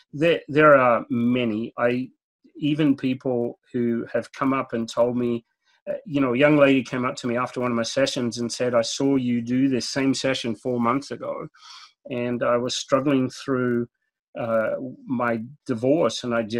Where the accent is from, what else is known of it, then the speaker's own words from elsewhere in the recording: Australia; And growing up in Australia where it's 100 degrees or more during the summer every day, we don't know what snow is.